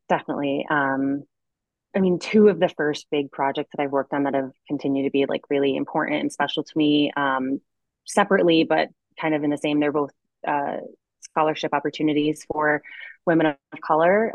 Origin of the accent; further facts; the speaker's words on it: Connecticut, United States; moved away as an adult; now in Boulder, United States; I grew up in Connecticut